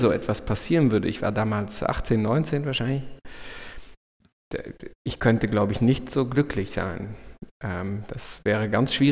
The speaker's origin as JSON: {"language": "German", "country": "Luxembourg", "said": "dann hat mich, äh, mich und meine Familie uns zurück nach Luxemburg in mein, mein Heimatland geführt und jetzt arbeite ich hier an einer großen Klinik"}